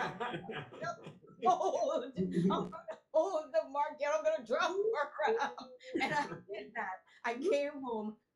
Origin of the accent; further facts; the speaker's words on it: Trinidad & Tobago; moved away as an adult; also born or lived in Barbados / New York; I'm from Trinidad